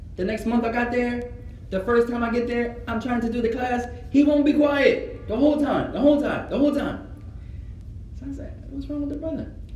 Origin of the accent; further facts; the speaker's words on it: United States; I was born here.